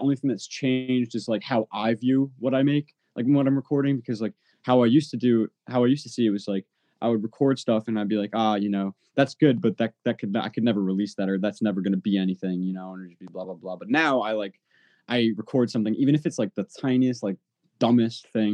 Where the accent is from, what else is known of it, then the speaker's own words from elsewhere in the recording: Long Island, New York, United States; I grew up, on Long Island